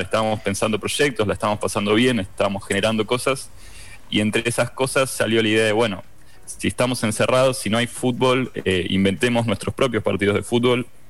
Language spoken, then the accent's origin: Spanish; Argentina; como somos argentinos